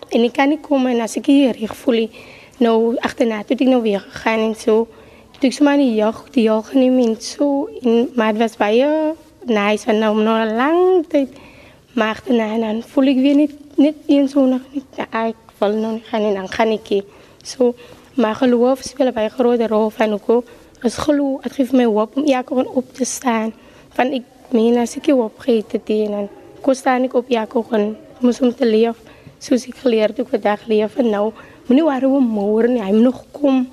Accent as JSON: {"language": "Afrikaans", "town": "Cape Town", "region": "Western Cape", "country": "South Africa", "said": "Ek is van Elservie 39"}